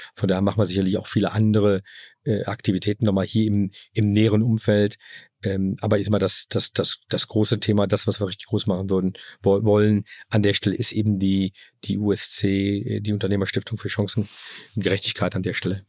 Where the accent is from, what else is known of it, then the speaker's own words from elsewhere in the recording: Germany; ich bin in Deutschland aufgewachsen